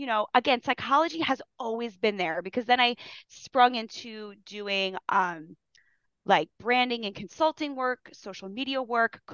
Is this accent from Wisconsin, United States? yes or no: no; Long Island, New York, United States; I grew up in Long Island.